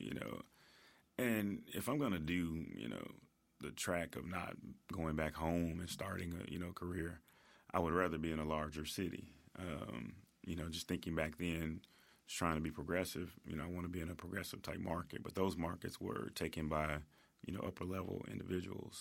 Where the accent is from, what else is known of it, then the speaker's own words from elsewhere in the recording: Memphis, Tennessee, United States; I'm originally from Whitehaven